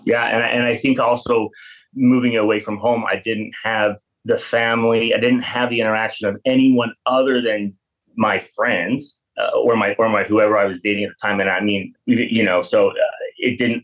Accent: Payson, Utah, United States; moved away as an adult; now in Fort Lauderdale, United States; I was born and raised in a small town about an hour south of Salt Lake City, um, town called Payson, Utah

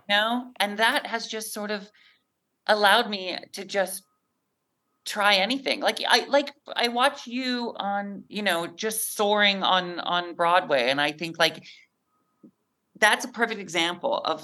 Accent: Mount Vernon, Washington, United States; moved away; I'm from Mount Vernon, Washington, about an hour north of where you are in Seattle

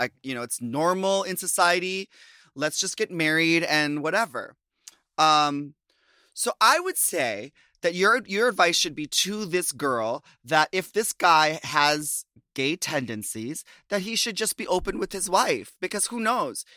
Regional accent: Minnesota, United States; moved away as an adult; I left Minnesota and came back

